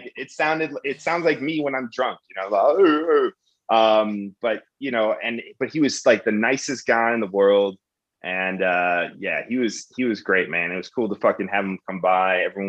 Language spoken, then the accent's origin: English; Chicago, Illinois, United States; moved away as an adult; now in Austin, United States; and I'm from Chicago.